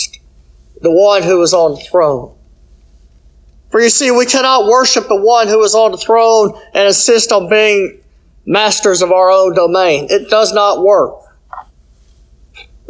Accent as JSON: {"language": "English", "country": "United States", "said": "as American citizens"}